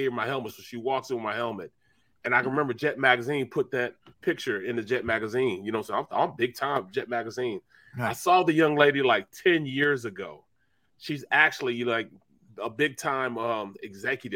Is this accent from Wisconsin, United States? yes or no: no; Kinloch, Missouri, United States; I'm from Kenlock. Kenlock's like a small place in St. Louis